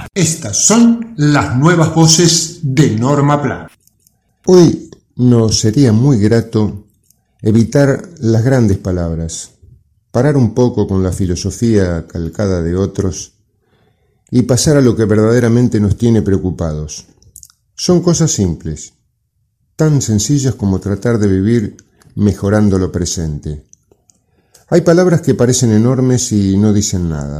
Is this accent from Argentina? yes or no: yes; Argentina; nuestro país